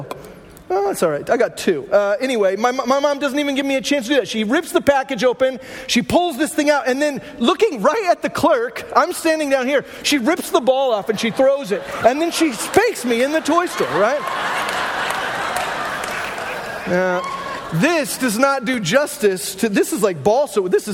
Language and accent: English; Glendale, Arizona, United States; I grew up in Glendale, Arizona